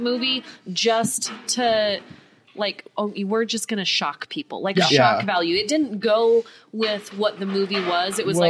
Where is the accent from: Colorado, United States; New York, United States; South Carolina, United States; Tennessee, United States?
Colorado, United States; moved away; I'm from Colorado. And so that was my neighborhood in Colorado.